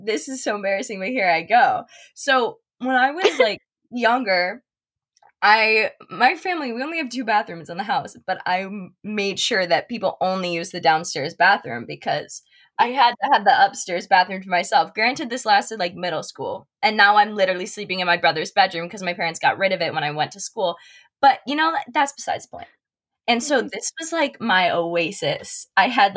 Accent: Buffalo, New York, United States; moved away as an adult; now in New York City, United States; I'm from Buffalo, New York

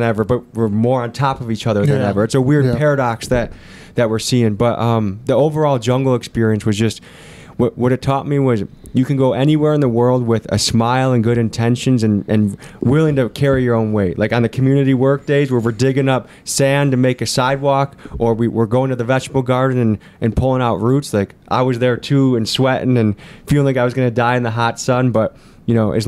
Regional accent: Crystal Lake, Illinois, United States; I was born in Crystal Lake, Illinois.

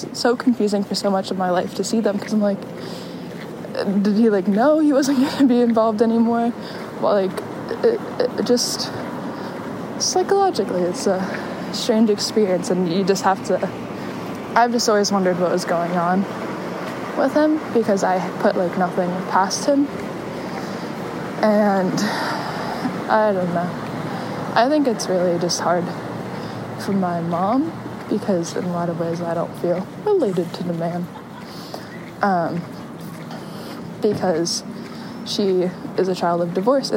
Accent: California, United States; moved away; the family that I grew up with in California

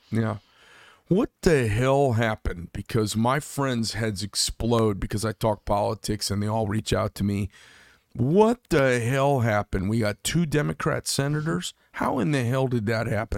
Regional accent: Scottsdale, Arizona, United States; now in Carefree, United States; I grew up in Scottsdale, and then I live up in Carefree now

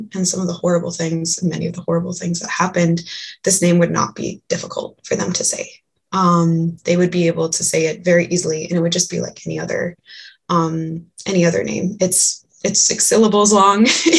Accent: Leech Lake, Minnesota, United States; I said I was from Leech Lake. That's Minnesota Ojibwe.

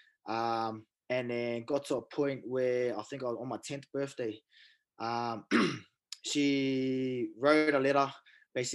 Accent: Auckland, New Zealand; also born or lived in Whangarei; we moved down to Auckland when I was real young. So basically brought up in Auckland.

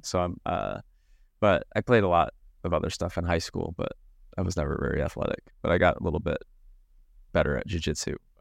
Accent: Midwest, United States; growing up and living in the Midwest

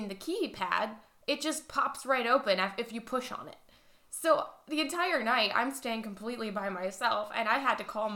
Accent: Cleveland, Ohio, United States; It's close to home, literally like my hometown

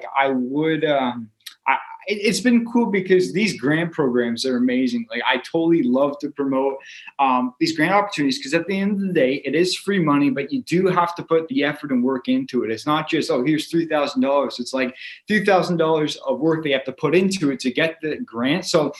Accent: Calgary, Alberta, Canada; born there; also born or lived in Orangeville / Woodstock; now in Owen Sound, Canada; I was born in Calgary, moved to Orangeville, Woodstock. Now I'm here in Owen Sound.

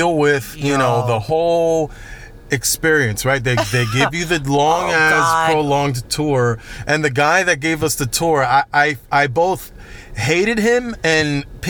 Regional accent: Orlando, Florida, United States; I'm from Orlando.

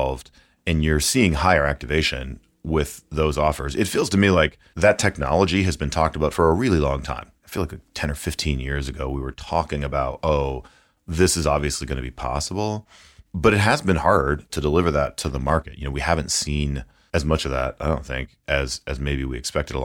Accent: Minnesota, United States; rural Minnesota, in my home state

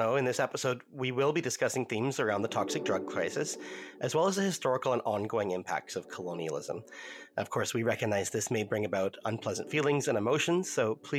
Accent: Ottawa, Ontario, Canada; now in Vancouver, Canada; my own ancestry is Scottish and Irish ancestry, and I grew up in Algonquin territory around Ottawa. And of course, I'm here on Tsleil-Waututh, Squamish, and Musqueam territories in Vancouver.

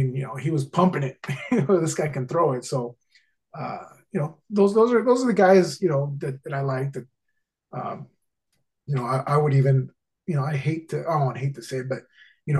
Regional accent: Orange County, California, United States; growing up in Orange County

